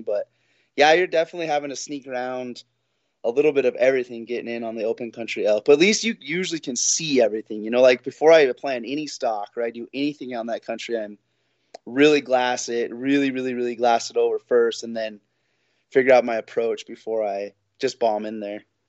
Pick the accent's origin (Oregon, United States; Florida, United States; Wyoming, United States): Wyoming, United States; Sheridan; I'm born and raised in Sheridan